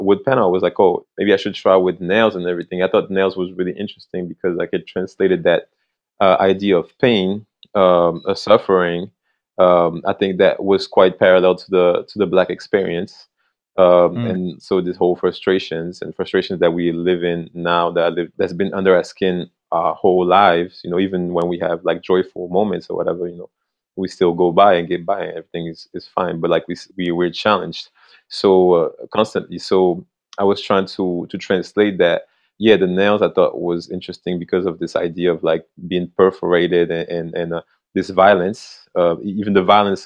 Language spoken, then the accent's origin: English; France; moved away; I came from France. That's where I grew up.